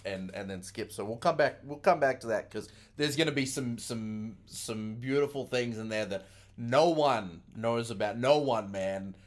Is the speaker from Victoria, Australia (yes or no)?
no; Brisbane, Queensland, Australia; moved away as an adult; now in Las Vegas, United States; back in my hometown, Brisbane, Australia